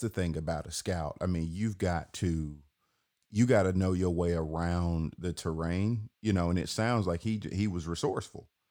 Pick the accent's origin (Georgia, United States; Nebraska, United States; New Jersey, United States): Georgia, United States; Atlanta; I'm born and raised in Atlanta